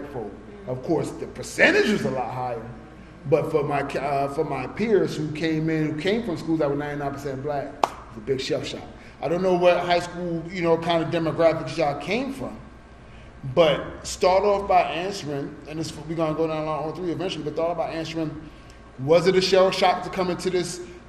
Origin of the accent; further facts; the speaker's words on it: New York City, New York, United States; when I grew up in Brooklyn